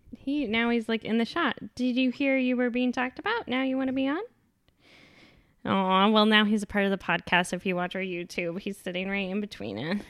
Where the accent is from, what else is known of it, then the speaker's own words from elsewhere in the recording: Texas, United States; accent: Texas; moved away; My Texas accent